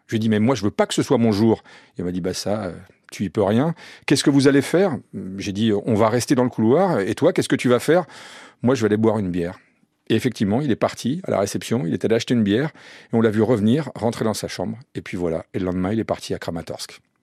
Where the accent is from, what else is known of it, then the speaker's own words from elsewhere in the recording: France; on est français